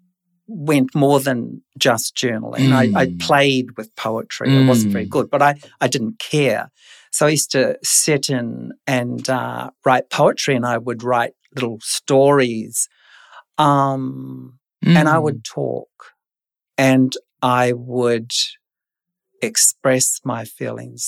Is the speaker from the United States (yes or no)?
no; New Zealand; moved away; I was born in New Zealand, so this was my early childhood in New Zealand.